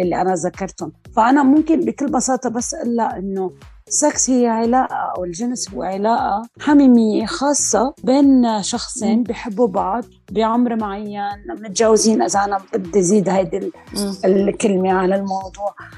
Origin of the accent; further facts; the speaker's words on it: Lebanon; moved away as an adult; now in Australia; انا عايشه باستراليا بس انا ربيت كل حياتي بلبنان